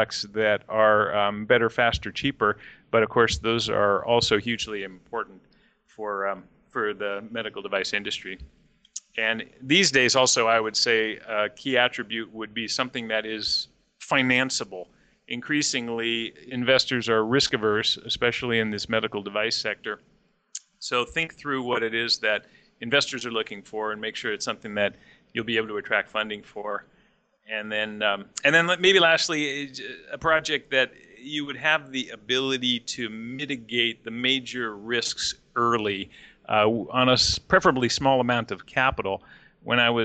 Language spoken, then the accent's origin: English; Pleasanton, California, United States; my hometown of Pleasanton